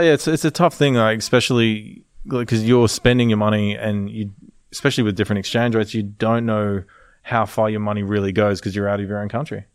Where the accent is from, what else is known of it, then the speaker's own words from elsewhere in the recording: Gold Coast, Queensland, Australia; we grew up on the Gold Coast in Palm Beach on the Gold Coast